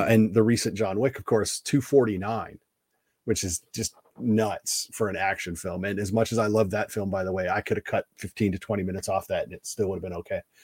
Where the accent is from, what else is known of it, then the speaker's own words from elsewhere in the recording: East Coast, United States; I'm an East Coaster